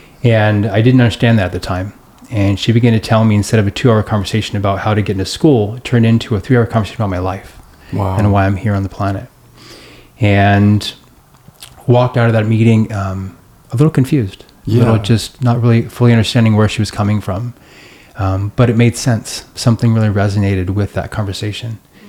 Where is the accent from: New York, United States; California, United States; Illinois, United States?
California, United States; Long Beach; born there; And I was born in Long Beach, and I had never returned in 35 years.